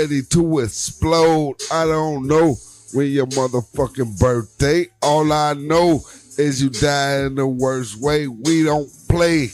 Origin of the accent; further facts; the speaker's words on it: Chicago, Illinois, United States; also born or lived in Flint, Michigan; I'm from the South Side.